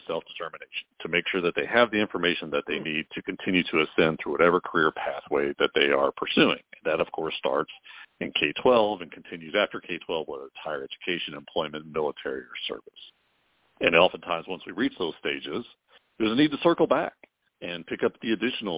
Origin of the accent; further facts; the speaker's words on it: Kentucky, United States; No, I'm from Kentucky.